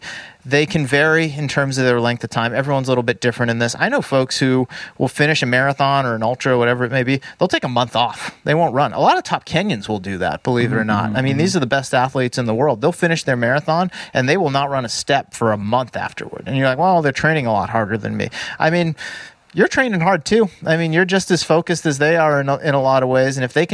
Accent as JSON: {"language": "English", "region": "East Coast", "country": "United States", "said": "I mean, we're both from the East Coast originally."}